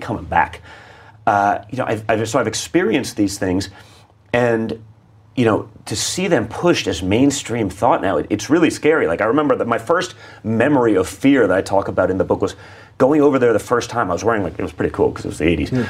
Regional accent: New York City, New York, United States; I grew up in New York City

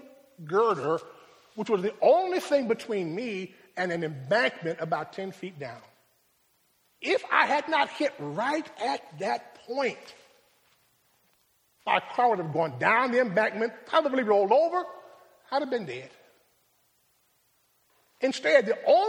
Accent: Rochester, New York, United States; My hometown is Rochester

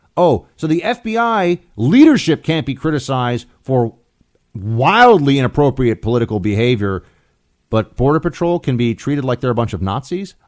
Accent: New York, United States; my home state of New York

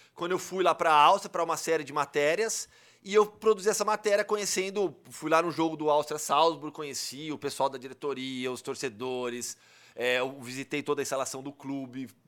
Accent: Brazil; eu sou do Brasil

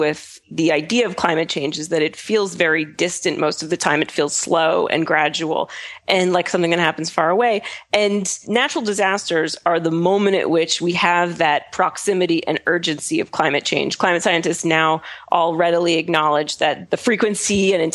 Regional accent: Brattleboro, Vermont, United States; moved away; my hometown, Brattleboro

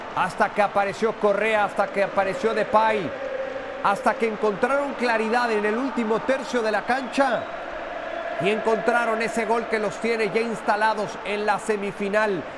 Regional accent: Mexico; para nosotros como mexicanos

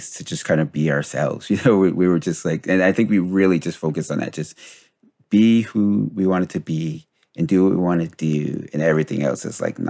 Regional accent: Paterson, New Jersey, United States; being Black and growing up in where we grew up in Patterson, Jersey

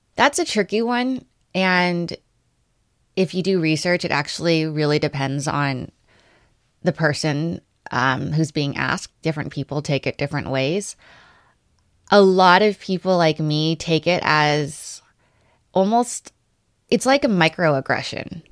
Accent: Los Angeles, California, United States; when I say L

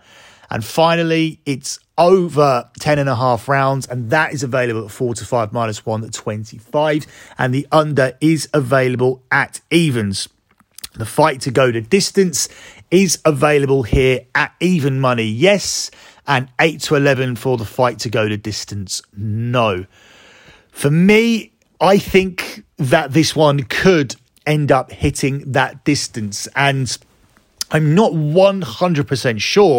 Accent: United Kingdom; That one is very close to home because I'm a Brit and a fan of Amir Khan.

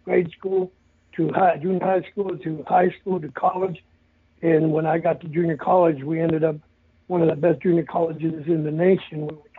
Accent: El Paso, Texas, United States; when I moved back to El Paso, my hometown where I was born

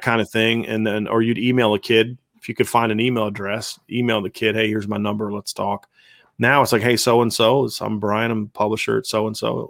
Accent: Virginia, United States; I'm from Virginia

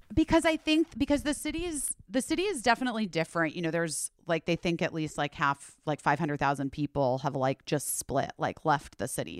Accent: Arizona, United States; growing up in the Southwest and Arizona

